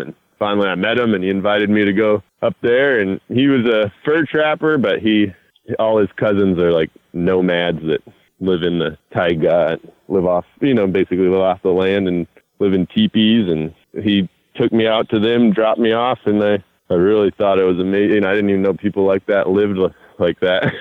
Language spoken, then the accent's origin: English; North Idaho, United States; I grew up in North Idaho, so it's just 90 miles south of Canada